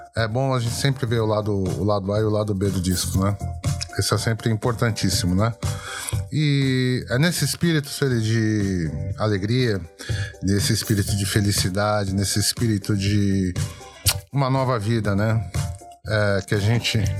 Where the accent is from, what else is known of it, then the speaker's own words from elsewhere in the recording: Brazil; nós somos brasileiros